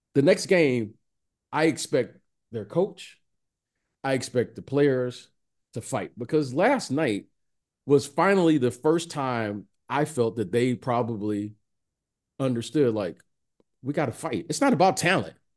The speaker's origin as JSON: {"language": "English", "town": "Detroit", "region": "Michigan", "country": "United States", "said": "I'm from Detroit"}